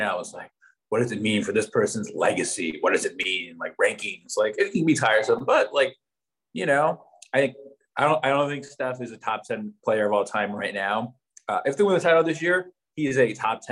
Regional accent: Oakland, California, United States; moved away as an adult; I grew up in Oakland

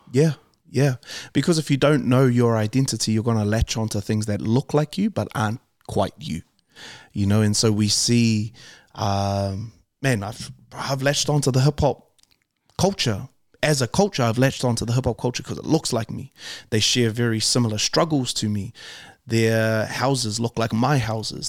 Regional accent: Auckland, New Zealand; we grew up in Calston, which is for West Auckland

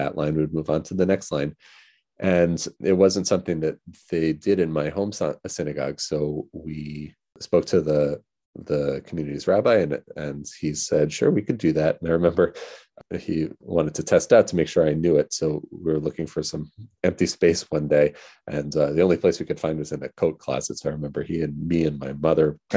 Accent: Monroe, New York, United States; I grew up around Jewish sounds from the time I was very young. My family belonged to a conservative congregation in Monroe, New York

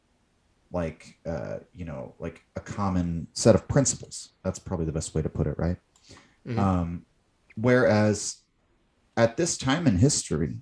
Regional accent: United States; I'm an American

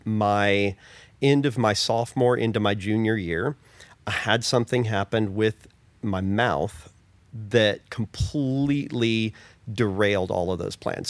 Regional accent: Oklahoma, United States; I grew up in Oklahoma, the Southern Baptist Church

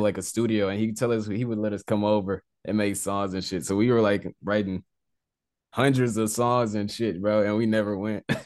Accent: Beaumont, Texas, United States; I was born in Beaumont, Texas, but I moved around a little bit, but yeah, basically I'm from Texas, Southeast Texas.

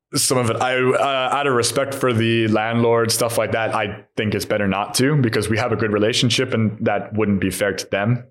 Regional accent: beach cities near Los Angeles, California, United States; moved away as an adult; also born or lived in Long Island, New York; now in Hungary; I come from America, so I understand the American suburb. My dad was working in New York, we lived Long Island, and same thing with LA. We were in these beach cities. I grew up in the beach city, and he they both worked

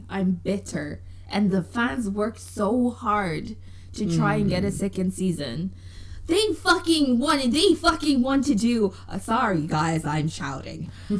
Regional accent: England, United Kingdom; also born or lived in Zimbabwe / Ireland; I was born in Zimbabwe. I grew up in England and in Ireland.

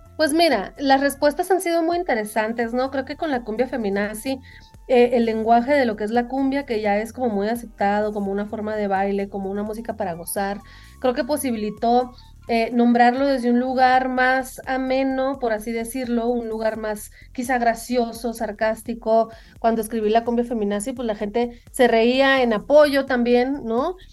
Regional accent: Sonora, Mexico; moved away; also born or lived in United States; son sonidos que yo crecí escuchando, pues, en Sonora

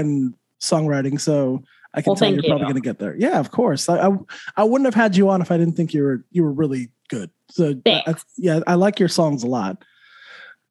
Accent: just south of Santa Fe, New Mexico, United States; now in Orlando, United States; I'm from Santa Fe, even though I'm from just south of Santa Fe.

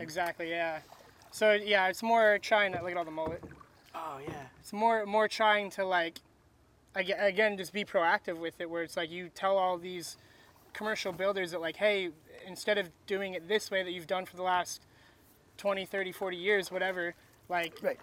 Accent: Crystal River, Florida, United States; now in Ocala, United States; I grew up in Crystal River.

